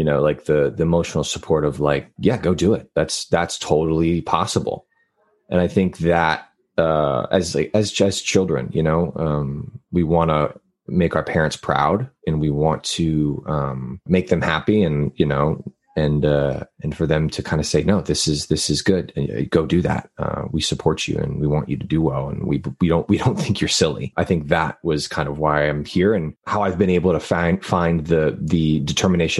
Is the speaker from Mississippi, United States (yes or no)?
no; Laredo, Texas, United States; now in Los Angeles, United States; I'm from the Texas-Mexico border, a little city called Laredo, which is right on, like when I say on the border, I mean like I can look outside and see Mexico from my house